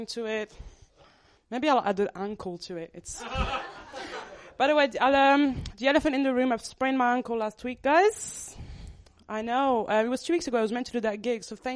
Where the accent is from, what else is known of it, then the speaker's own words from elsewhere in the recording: Paris, Île-de-France, France; moved away as an adult; now in Birmingham, United Kingdom; I moved from Paris to Birmingham